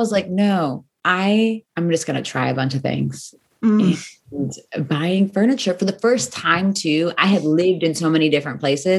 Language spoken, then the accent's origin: English; United States; growing up in America, which is a very individualistic space